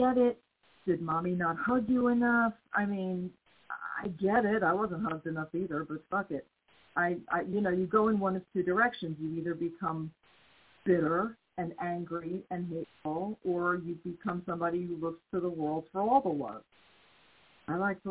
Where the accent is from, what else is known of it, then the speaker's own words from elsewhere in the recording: United States; I'm still American